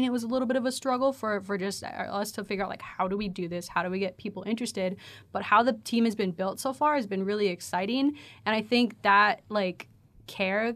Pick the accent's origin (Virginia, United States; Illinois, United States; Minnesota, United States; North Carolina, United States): Minnesota, United States; Prior Lake; also born or lived in Ridgefield / Texas; I grew up in Ridgefield and then moved to Prior Lake when I was like 8. So yeah. I went to high school there and everything.